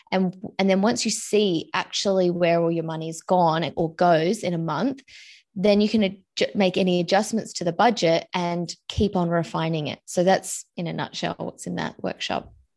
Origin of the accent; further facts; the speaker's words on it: Australia; I'm originally from Australia